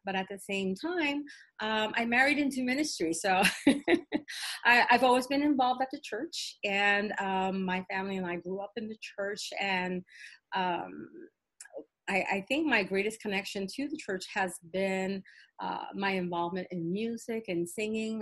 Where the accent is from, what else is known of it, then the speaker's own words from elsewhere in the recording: New York City, New York, United States; I'm of Puerto Rican descent, um, uh, born and raised in the South Bronx